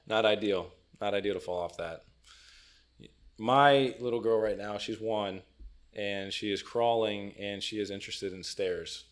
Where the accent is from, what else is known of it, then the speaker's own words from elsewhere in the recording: South Florida, United States; also born or lived in Cincinnati; I am South Florida kid, born and raised